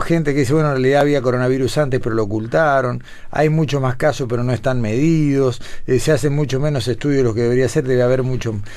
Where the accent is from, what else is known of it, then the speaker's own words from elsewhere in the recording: Uruguay; somos unos 15 uruguayos que están cursando